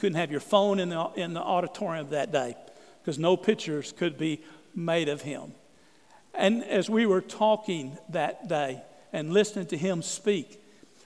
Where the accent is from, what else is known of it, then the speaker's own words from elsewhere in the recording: East Texas, United States; I grew up in East Texas, in the woods of East Texas